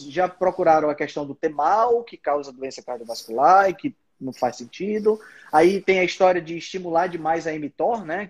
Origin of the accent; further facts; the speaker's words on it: Fortaleza, Ceará, Brazil; eu sou de Fortaleza, no Ceará